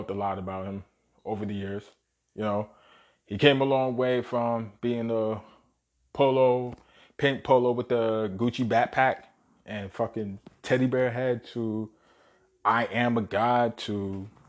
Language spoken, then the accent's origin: English; New York City, New York, United States; born and raised in Brooklyn